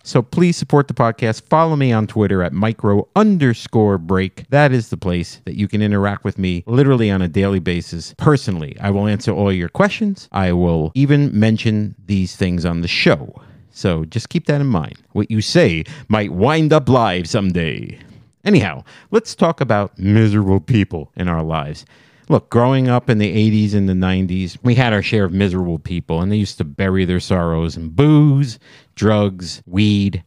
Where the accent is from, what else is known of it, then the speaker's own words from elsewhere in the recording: New Jersey, United States; I'm from Jersey.